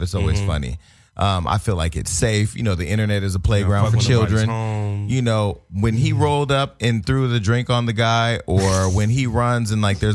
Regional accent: the Bay Area, California, United States; I'm from the Bay

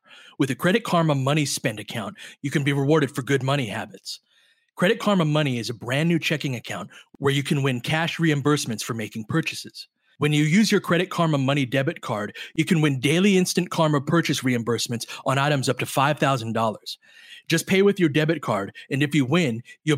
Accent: Littlerock, California, United States; I grew up in Little Rock, California, which is as small as it sounds

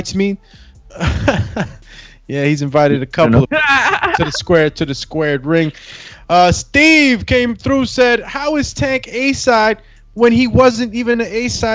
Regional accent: Honduras; moved away; He's from my home country, Honduras

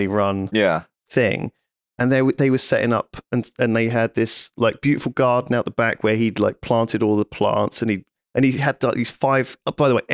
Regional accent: Bristol, South West England, United Kingdom; I'm from Bristol

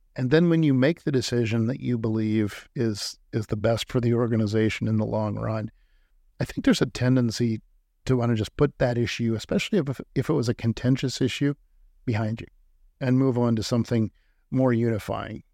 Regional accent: Illinois, United States; moved away; also born or lived in Iowa; growing up in Illinois, you're constantly taught about Lincoln at virtually every age.

